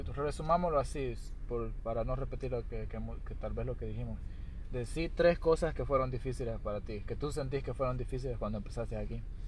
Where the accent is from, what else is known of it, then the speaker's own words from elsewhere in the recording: El Salvador; now in United States; soy del Salvador